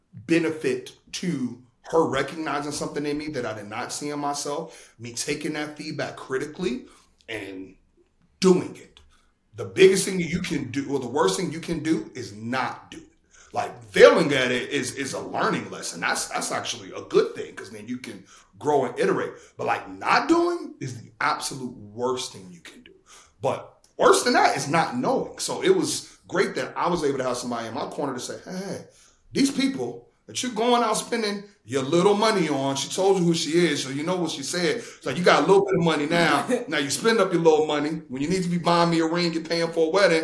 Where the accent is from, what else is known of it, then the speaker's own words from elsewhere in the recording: Chicago, Illinois, United States; moved away as an adult; also born or lived in Indiana / New York; I'm from Chicago